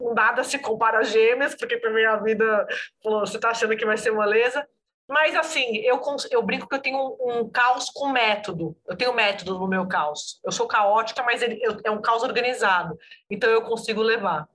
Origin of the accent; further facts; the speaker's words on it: São Paulo, Brazil; moved away as an adult; also born or lived in Brasília; now in Rio de Janeiro, Brazil; Eu sou de São Paulo, mas morei 10 anos em Brasília.